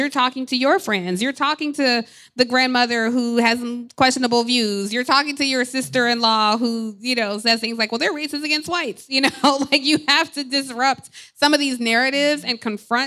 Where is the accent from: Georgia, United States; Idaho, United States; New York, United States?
Georgia, United States; Atlanta; I grew up in Atlanta